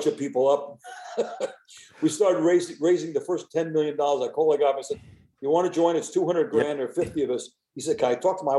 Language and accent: English; United States; I was born in the United States